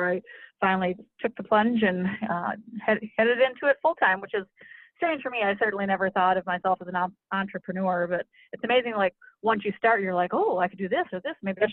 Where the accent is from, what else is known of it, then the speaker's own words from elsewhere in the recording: Minneapolis, Minnesota, United States; I'm from Minnesota, lived here in the Twin Cities all my life